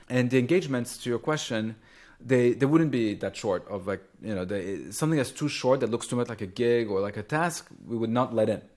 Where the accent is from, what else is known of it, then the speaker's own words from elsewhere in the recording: Champagne region, Grand Est, France; moved away; I grew up in France and in the pla-, in the Champagne region